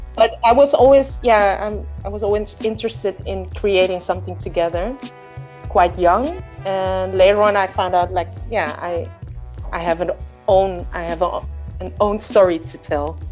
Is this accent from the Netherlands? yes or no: yes; north of Holland, northern Netherlands, Netherlands; I was born in Holland, in the north of Holland. And I grew up in a musical home